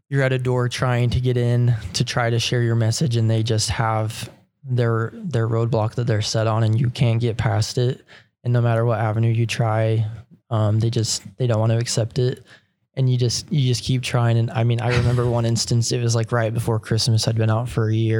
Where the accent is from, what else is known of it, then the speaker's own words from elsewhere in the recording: Utah, United States; growing up in Utah, you go to church every Fast Sunday